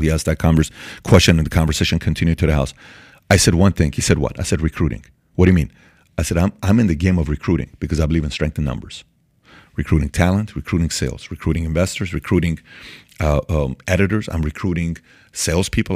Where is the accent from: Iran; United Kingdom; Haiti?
Iran; moved away; I'm from Iran, born and raised in Iran